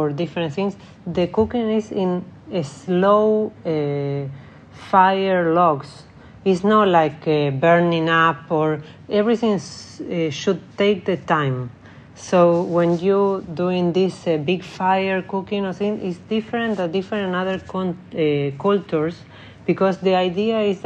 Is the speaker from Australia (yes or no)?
no; Argentina; English is a second language; moved away as an adult; also born or lived in Spain / Italy / Dubai; now in Stockholm, Sweden; I'm from Argentina.